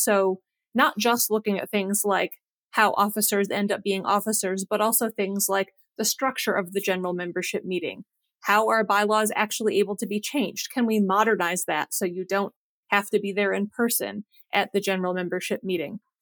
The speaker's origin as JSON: {"language": "English", "region": "Western New York", "country": "United States", "tie": "born or raised there", "also_born_or_lived": "New Hampshire / Ithaca, New York", "moved": "as an adult", "lives_now": "Kentucky, United States", "said": "I'm originally from Western New York"}